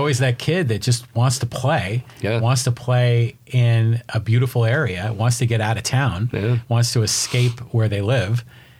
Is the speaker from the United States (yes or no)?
yes; Bay Area, California, United States; I grew up in the Bay Area, and the Giants were my team.